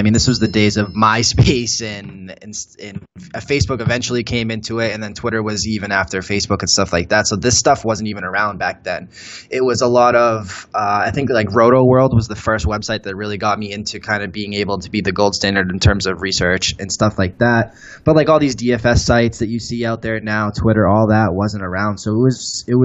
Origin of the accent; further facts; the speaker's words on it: Gloucester, Massachusetts, United States; moved away as an adult; also born or lived in Boston, Massachusetts; now in Las Vegas, United States; that's where I grew up.